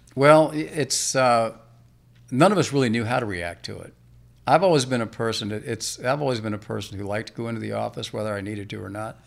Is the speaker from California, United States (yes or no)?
no; Alexandria, Virginia, United States; also born or lived in Blacksburg, Virginia; I was originally born and raised in Alexandria